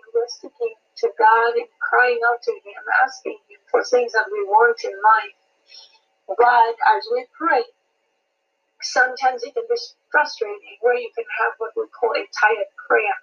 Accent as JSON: {"language": "English", "country": "Malawi", "moved": "yes", "lives_now": "Seattle, United States", "said": "I am originally from Malawi, Central Africa, but I am in Seattle area in Washington."}